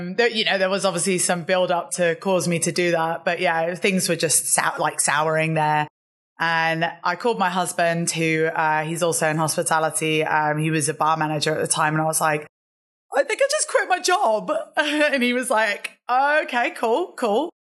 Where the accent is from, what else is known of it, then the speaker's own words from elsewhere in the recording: London, United Kingdom; I'm originally from London. My accent, although I probably sound British, it's a little bit mixed up now. But yeah, originally from London